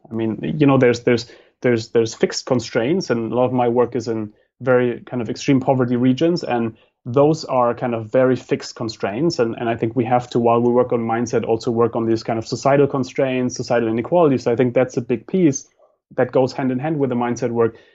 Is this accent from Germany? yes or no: yes; Germany; moved away; I come from Germany